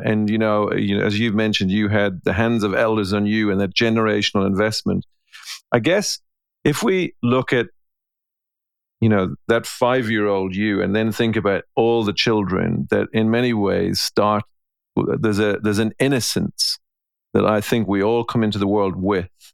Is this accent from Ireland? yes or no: yes; Ireland; I'm an Irishman